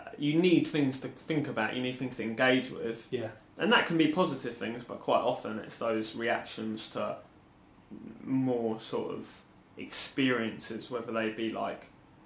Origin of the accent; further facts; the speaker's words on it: Watford, East of England, United Kingdom; I grew up in Watford